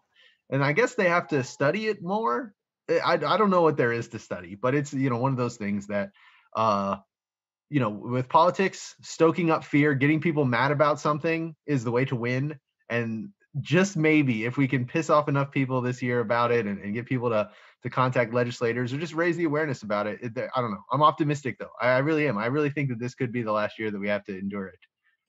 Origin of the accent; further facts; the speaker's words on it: Florida, United States; I just showed up to meet people because I was from Florida and I had just moved up here to try to, you know, connect with some libertarian types.